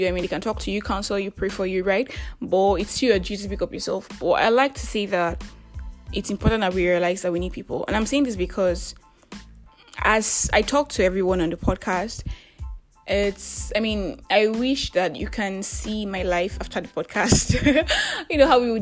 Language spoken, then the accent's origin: English; Nigeria; I am that Nigerian Christian talkaholic